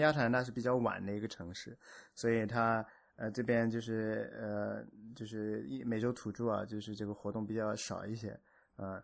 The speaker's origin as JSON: {"language": "Chinese", "country": "China", "said": "我们中国人"}